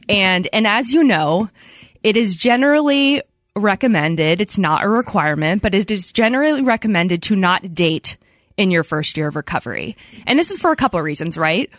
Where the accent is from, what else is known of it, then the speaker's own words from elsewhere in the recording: outside of Philadelphia, Pennsylvania, United States; I grew up outside of Philadelphia